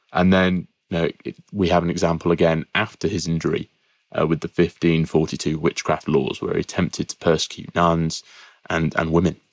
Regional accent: Peterborough, East of England, United Kingdom; I'm from Peterborough

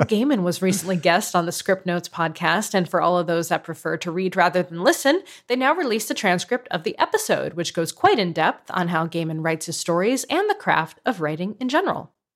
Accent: Canada; as a Canadian

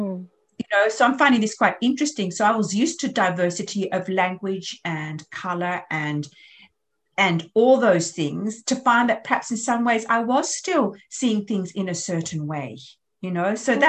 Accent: Australia; because I'm Australian, French, English

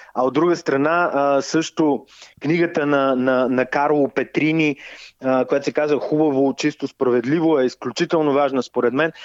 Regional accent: Yambol, Yambol Province, Bulgaria; moved away; в моя роден град, където всъщност съм представил буквално две книги и се надявам да представя и моята собствена, защото все пак Ямбол си е родния

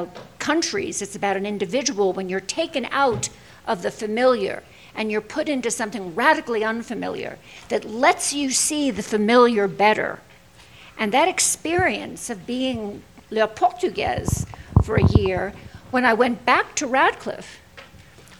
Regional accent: New York City, New York, United States; I'm Jewish from Brooklyn.

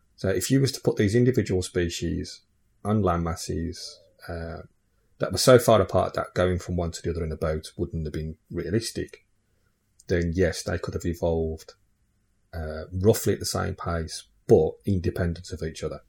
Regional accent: England, United Kingdom; my parents are Irish. So, you know, characteristically, uh, and genetically, I could say I'm Irish. But because I'm, I'm I live in England and, yeah, you know, I've lived there since I was, like, one year old. I class myself as English

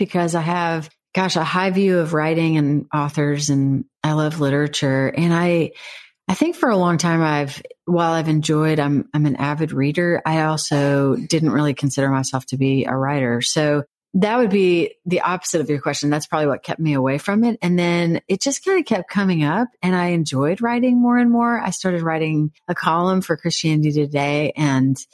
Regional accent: Missouri, United States; now in Nashville, United States; I am originally from Missouri and a singer-songwriter, now living in Nashville, Tennessee

